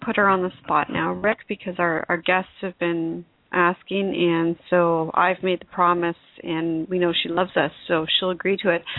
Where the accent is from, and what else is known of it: Toronto, Ontario, Canada; born or raised there